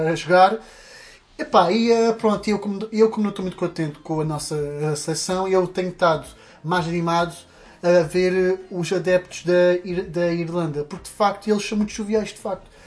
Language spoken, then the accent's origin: Portuguese; Portugal; eu sou português